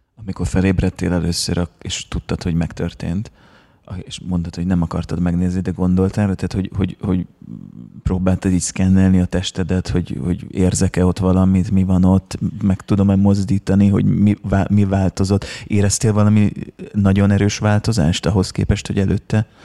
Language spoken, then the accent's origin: Hungarian; Szeged, Csongrád-Csanád, Hungary; mi szegediek vagyunk